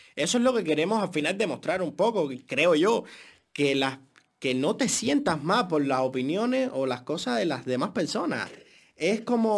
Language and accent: Spanish; Cuba; moved away; 100% cubano y el acento nunca en la vida me ha causado un problema para trabajar en este país